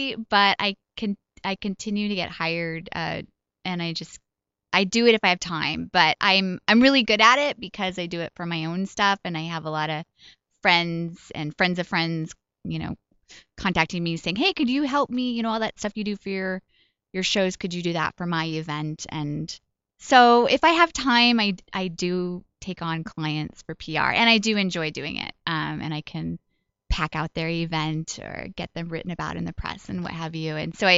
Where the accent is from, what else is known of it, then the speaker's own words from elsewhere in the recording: Colorado Springs, Colorado, United States; also born or lived in Kansas / Wyoming / Oklahoma; So we moved pretty much all around Colorado, Kansas, Wyoming, and Oklahoma. Although I feel like I'm mostly from Colorado Springs. That's where I spent my formative years.